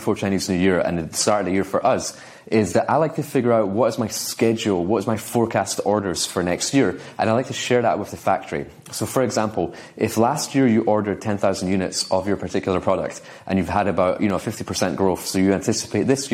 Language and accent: English; Scotland, United Kingdom; I'm from Scotland